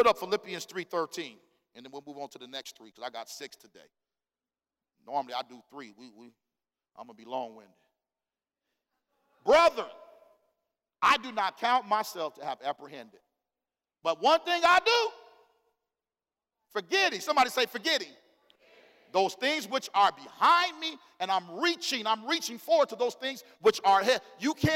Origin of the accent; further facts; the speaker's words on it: Phoenix, Arizona, United States; me and my wife, we grew up on Peoria